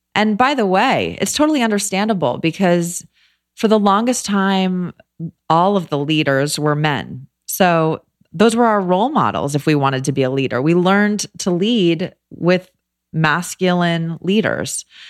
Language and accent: English; Los Angeles, California, United States; moved away as an adult; also born or lived in New York / Philadelphia; I grew up